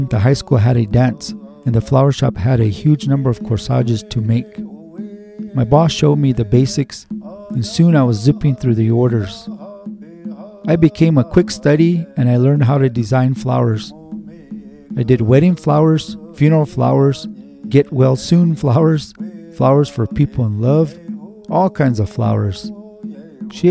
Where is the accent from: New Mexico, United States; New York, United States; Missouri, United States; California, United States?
New Mexico, United States; Santa Ana Pueblo; also born or lived in Denver; I was raised in the Pueblo of Santa Ana.